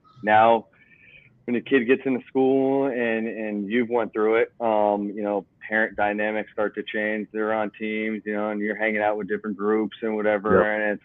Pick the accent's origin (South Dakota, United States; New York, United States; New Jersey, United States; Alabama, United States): New Jersey, United States; moved away; I grew up with a single mom. We moved actually from New Jersey down here.